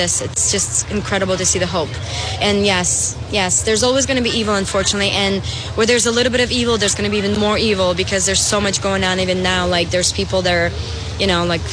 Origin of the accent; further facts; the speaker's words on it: Belarus; now in Florida, United States; I'm originally from Belarus